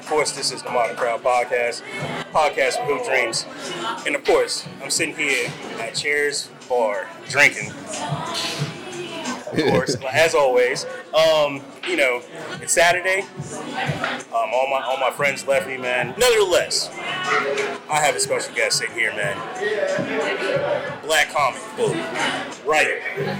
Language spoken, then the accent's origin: English; Augusta, Georgia, United States; we're both from Augusta. I got to shout out my hometown, first of all. Got 706 on, man. Shout out to Augusta.